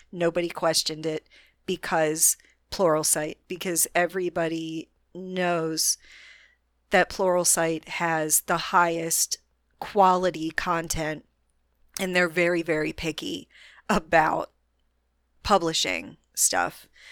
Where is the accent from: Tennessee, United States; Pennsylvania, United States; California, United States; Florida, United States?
Florida, United States; Orlando; my hometown, Orlando, Florida